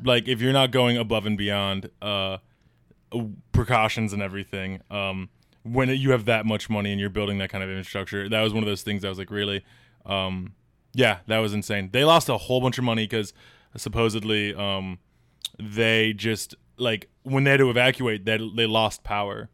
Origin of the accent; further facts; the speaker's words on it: Illinois, United States; moved away; I'm from Illinois